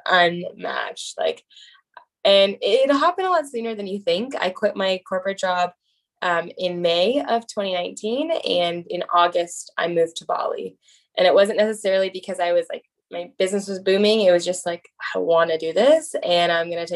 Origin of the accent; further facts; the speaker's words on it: Bay Area, California, United States; I'm from the Bay Area